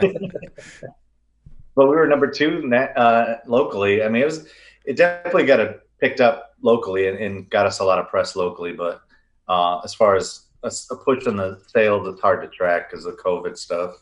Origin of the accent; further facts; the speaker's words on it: Riverview, Michigan, United States; now in Texas, United States; we grew up in Riverview